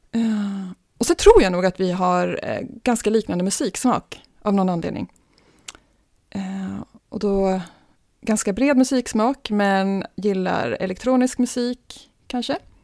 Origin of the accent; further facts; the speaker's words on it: Stockholm, Stockholm County, Sweden; Född och uppvuxen i Stockholm.